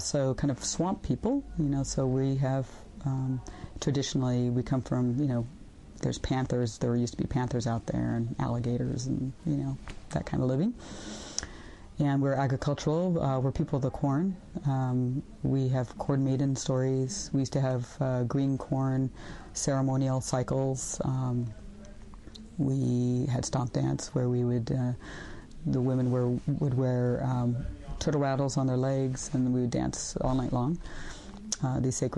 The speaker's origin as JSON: {"language": "English", "town": "Los Angeles", "region": "California", "country": "United States", "tie": "born or raised there", "said": "I was born and raised in Los Angeles, so I wasn't born in our traditional territory."}